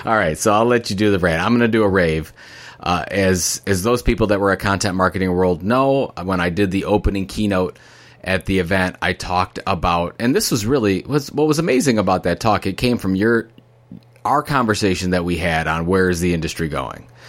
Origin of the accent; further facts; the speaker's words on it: Sandusky, Ohio, United States; I grew up in Sandusky, Ohio